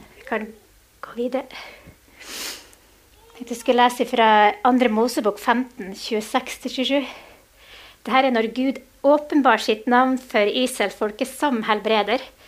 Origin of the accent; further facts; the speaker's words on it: Mo i Rana, Nordland, Norway; vi er begge fra Mo i Rana